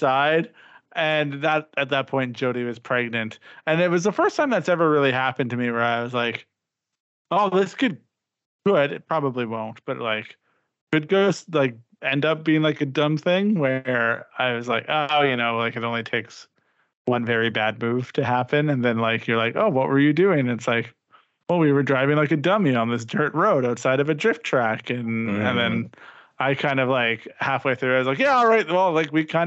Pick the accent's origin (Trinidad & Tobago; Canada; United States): Canada; I'm a Canadian